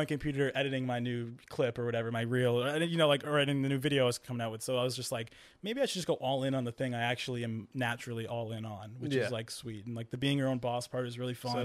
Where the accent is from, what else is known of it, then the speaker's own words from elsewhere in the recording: New Hampshire, United States; moved away as an adult; also born or lived in Massachusetts; now in Los Angeles, United States; I'm from New Hampshire. It's like I'm in Los Angeles now.